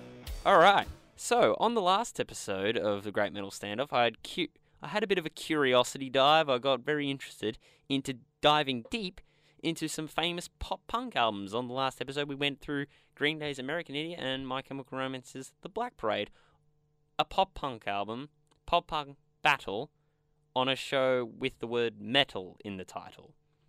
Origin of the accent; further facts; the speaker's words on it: Australia; We're Australian. … is kind of in our veins from birth.